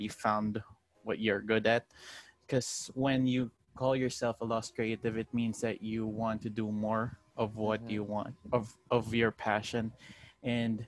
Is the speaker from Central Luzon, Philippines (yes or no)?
no; Rizal, Calabarzon, Philippines; I'm from Rizal